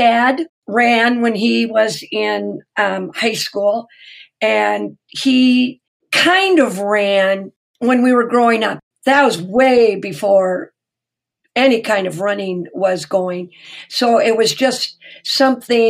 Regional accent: Minnesota, United States; I've been born, raised, lived forever in Minnesota

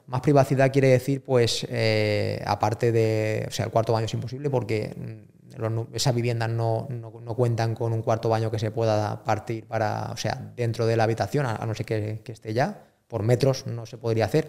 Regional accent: Spain; yo, soy español

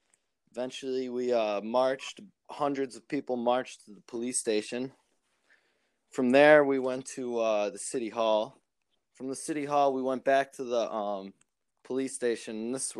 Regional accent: Rochester, New York, United States; I'm from Rochester, New York, which is upstate region of New York, about 7 hours away from New York City. We're a city of about 208,000 people.

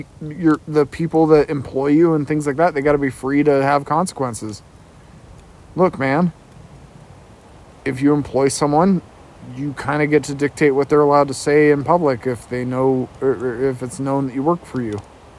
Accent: United States; I do have pride about being an American.

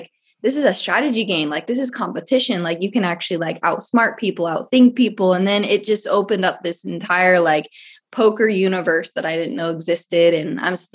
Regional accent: Phoenix, Arizona, United States; I was born and raised here in Phoenix, Arizona

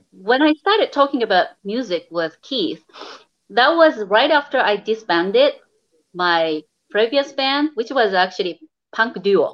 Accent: Japan; moved away; I'm actually from Japan

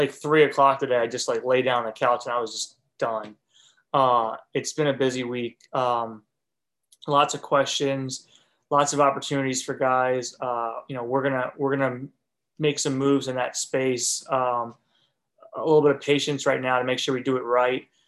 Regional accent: Northeast, United States; now in Alabama, United States; where I grew up in the Northeast

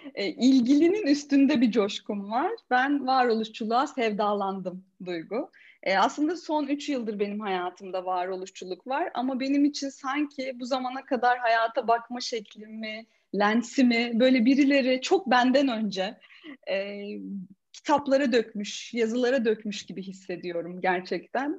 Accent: Ordu, Turkey; moved away as an adult; ben Ordu'da doğdum, 18 yaşına kadar oradaydım.

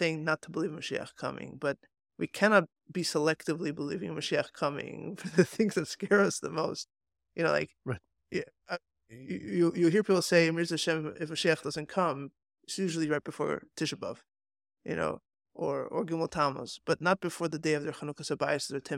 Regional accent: Hong Kong; I grew up in Hong Kong. This weather makes me feel right at home.

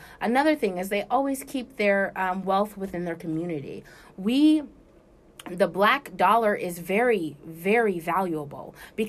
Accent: California, United States; I'm from Africa. I'm from California.

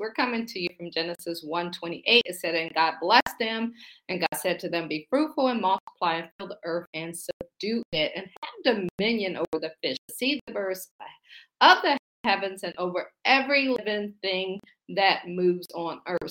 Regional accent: Akron, Ohio, United States; moved away as an adult; also born or lived in Baltimore / Boston / Pittsburgh; now in Washington, D.C., United States; I'm from Akron, Ohio. I say I grew up shy, sheltered in church basically six days a week.

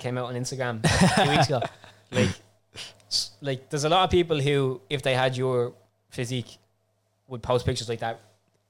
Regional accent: Ireland; also born or lived in France; I'm actually from Ireland.

